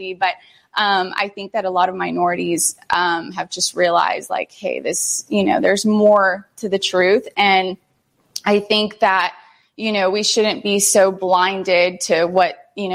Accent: United States; first language Spanish; English is a second language; I was born here in the United States. My parents were born in Mexico, and they immigrated

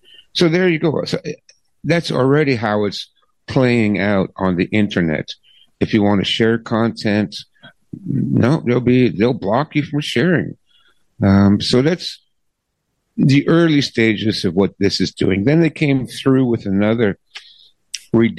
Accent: Canada; I'm a Canadian

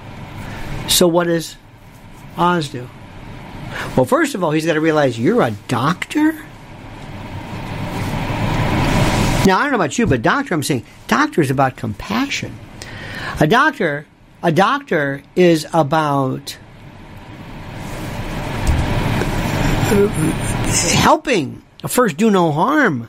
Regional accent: the South, Florida, United States; I am from the South

